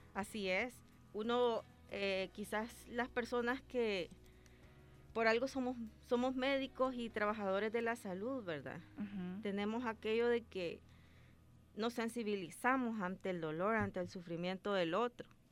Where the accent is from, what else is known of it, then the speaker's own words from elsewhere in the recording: Ahuachapán, El Salvador; yo soy de Aguachapán